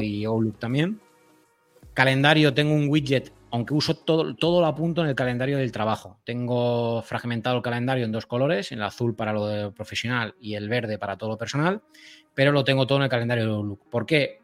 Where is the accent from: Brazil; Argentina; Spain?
Spain; Elche, Valencian Community; soy de Elche, no soy de, Murcia